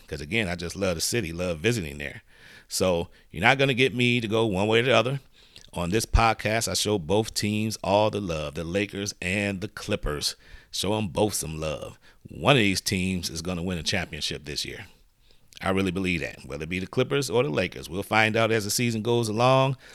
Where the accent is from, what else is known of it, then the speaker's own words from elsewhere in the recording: Detroit, Michigan, United States; I was born in Detroit